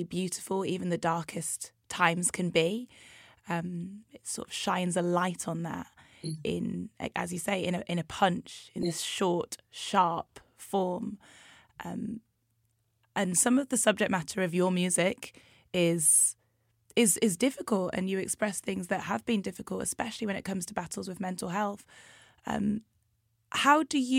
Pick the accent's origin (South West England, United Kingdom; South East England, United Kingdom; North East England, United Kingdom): North East England, United Kingdom; Newcastle upon Tyne; moved away; growing up in Newcastle